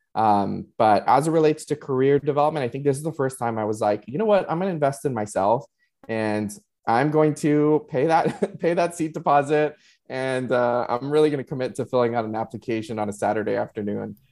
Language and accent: English; Laredo, Texas, United States; moved away as an adult; now in San Antonio, United States; I originally was um, born and raised in Laredo and surrounding communities